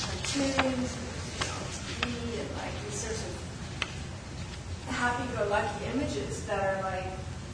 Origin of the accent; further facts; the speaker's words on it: United States; I'm an American.